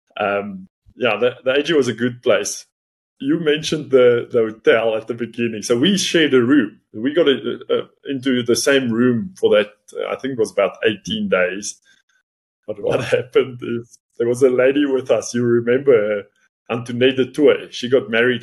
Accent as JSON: {"language": "English", "region": "Northern Cape", "country": "South Africa", "tie": "born or raised there", "also_born_or_lived": "Potchefstroom", "first_language": "Afrikaans", "second_language": "English", "moved": "as an adult", "said": "Where I grew up in the Northern Cape, we speak Afrikaans."}